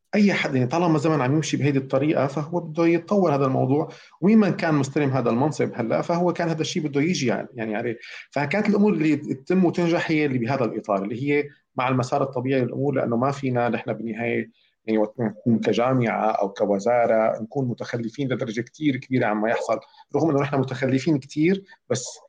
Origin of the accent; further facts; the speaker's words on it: Syria; moved away; انا مواطن سوري